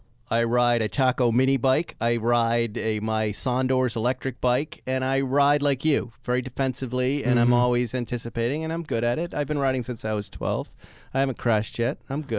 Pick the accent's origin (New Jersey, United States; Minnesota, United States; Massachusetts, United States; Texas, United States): Massachusetts, United States; West Bridgewater; I grew up with in West Bridgewater, Massachusetts.